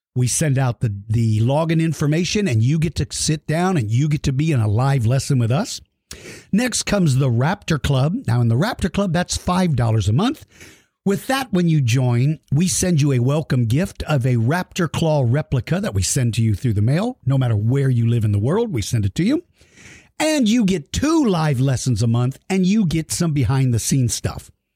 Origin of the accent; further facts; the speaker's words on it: San Antonio, Texas, United States; my hometown of San Antonio, Texas